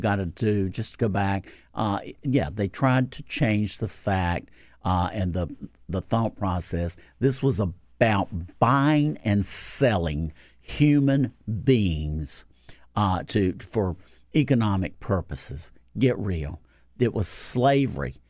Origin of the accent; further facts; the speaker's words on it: North Carolina, United States; I am from the South. I'm from North Carolina